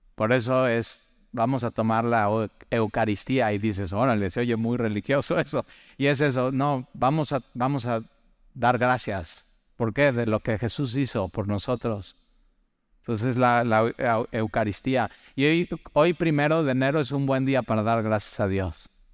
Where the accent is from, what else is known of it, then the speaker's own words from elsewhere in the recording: Mexico; para los mexicanos